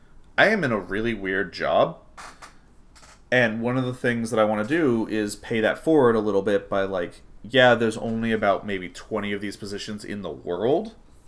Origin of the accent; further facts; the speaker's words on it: Redmond, Washington, United States; I grew up in Redmond, Washington. There were maybe a half dozen Latino people.